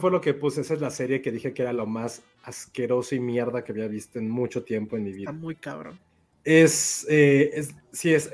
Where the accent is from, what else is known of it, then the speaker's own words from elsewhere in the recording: Chihuahua, Mexico; ay, esto me encantan los aguachiles, güey, que soy de Chihuahua, ay, me encanta, este, rayados, güey, que soy de Chihuahua